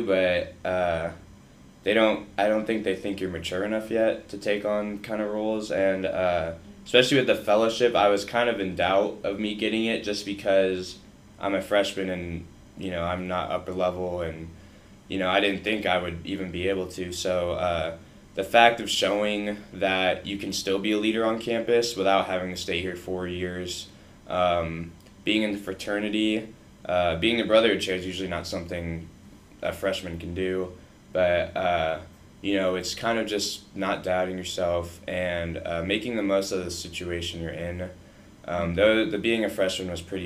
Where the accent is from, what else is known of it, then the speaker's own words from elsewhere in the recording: Bloomington, Illinois, United States; moved away as an adult; also born or lived in Texas; now in Columbia, United States; Everyone in my town went to ISU because I was from Bloomington Normal